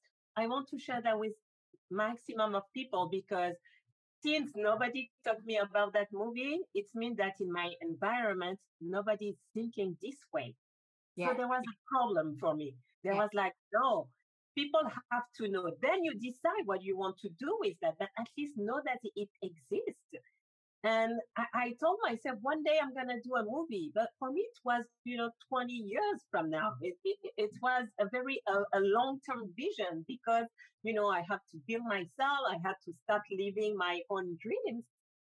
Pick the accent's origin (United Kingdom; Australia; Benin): Benin; also born or lived in Africa; now in Paris, France; because I'm originally from Benin, I grew up in 6 different countries before moving to Paris.